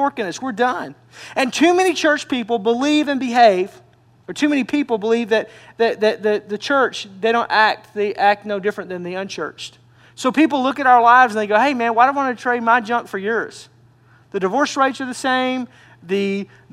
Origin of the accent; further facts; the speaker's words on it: Arkansas, United States; moved away; I'm from Arkansas